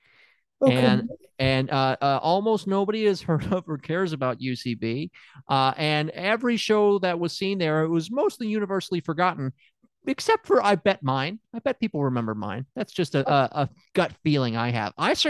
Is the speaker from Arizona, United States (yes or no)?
no; Tennessee, United States; I'm from Tennessee.